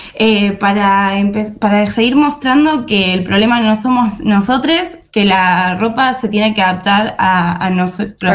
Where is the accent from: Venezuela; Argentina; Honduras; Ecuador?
Argentina